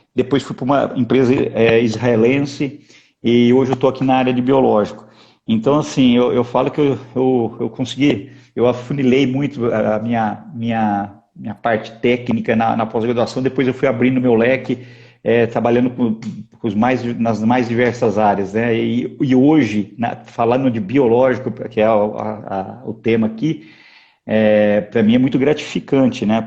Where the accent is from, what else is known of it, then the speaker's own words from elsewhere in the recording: Pitangueiras, São Paulo, Brazil; eu sou um pitangueirense, né? Nasci, na, na, na, são Paulo. Na, na verdade é o seguinte, hoje eu já sou do mundo, né, Sandra? A, a, eu nasci em São Paulo capital, fui criado lá, lá no interior